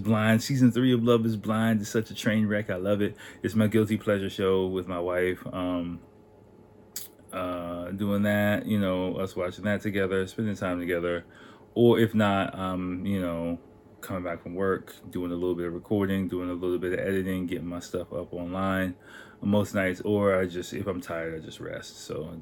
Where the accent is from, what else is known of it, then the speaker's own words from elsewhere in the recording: United States; I'm American